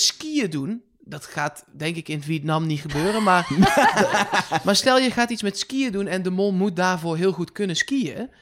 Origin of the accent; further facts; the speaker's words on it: Netherlands; wij als Nederlanders